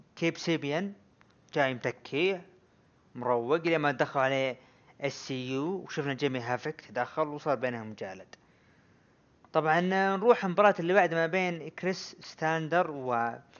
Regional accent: Saudi Arabia; عندنا بالسعوديه

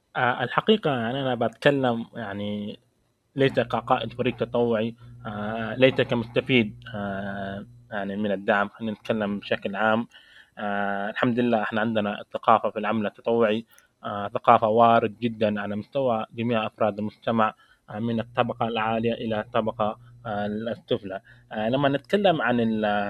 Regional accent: Saudi Arabia; عندنا في المملكة العربية السعودية

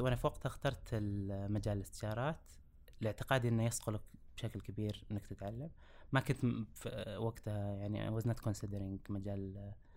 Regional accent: Riyadh, Riyadh Province, Saudi Arabia; درست كامل حياتي في مدينة الرياض

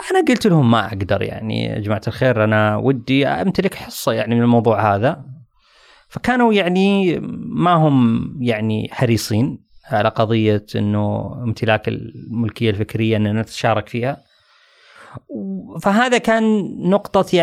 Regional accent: Saudi Arabia

